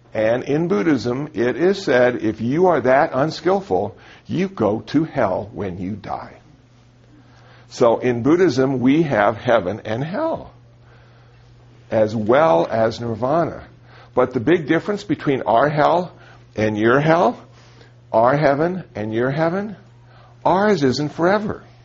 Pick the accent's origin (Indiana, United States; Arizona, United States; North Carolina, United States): Arizona, United States; Phoenix; also born or lived in Iowa; I was raised in Phoenix, Arizona